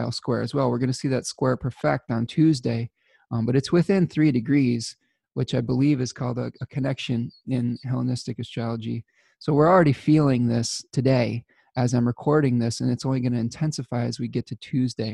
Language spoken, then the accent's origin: English; Michigan, United States; my home state of Michigan